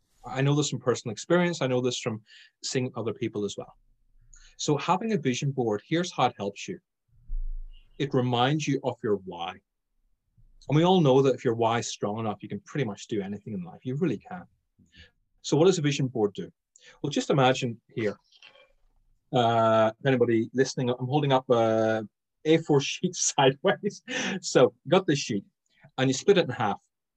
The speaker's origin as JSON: {"language": "English", "country": "Ireland", "said": "Being Irish, I was going to say alcohol"}